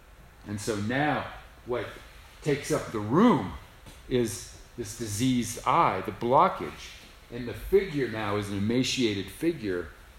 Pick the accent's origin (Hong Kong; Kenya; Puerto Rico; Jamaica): Puerto Rico; San Juan; I remember my mother having a crucifix in her bedroom. Growing up in San Juan, Puerto Rico.